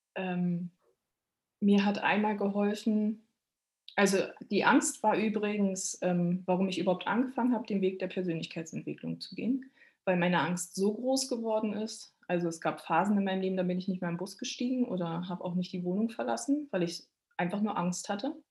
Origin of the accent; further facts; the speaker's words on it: Berlin, Germany; moved away; Ich bin ja äh, Berliner Stadtgöre